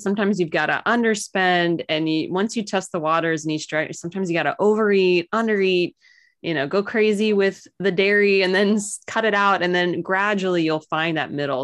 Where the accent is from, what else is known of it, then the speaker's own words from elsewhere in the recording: Missouri, United States; I'm totally born and raised in Missouri, proud to be an American